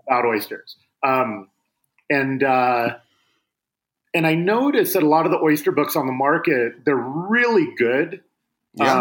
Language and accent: English; Seattle, Washington, United States; I grew up in Seattle